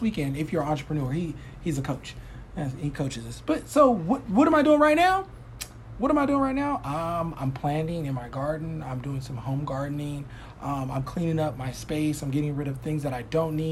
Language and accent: English; Mississippi, United States; now in California, United States; I'm from Mississippi